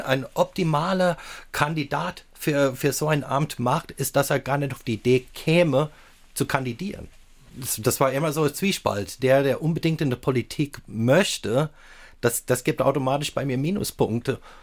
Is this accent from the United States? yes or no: yes; Southern California, United States; German is a second language; moved away as an adult; also born or lived in Palatinate, Germany; now in Saarland, Germany; ich bin ja auch in Südkalifornien aufgewachsen